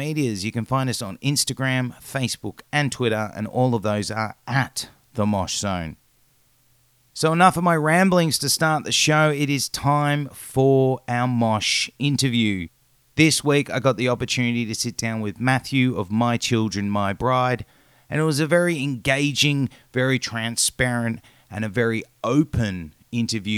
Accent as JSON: {"language": "English", "country": "Australia"}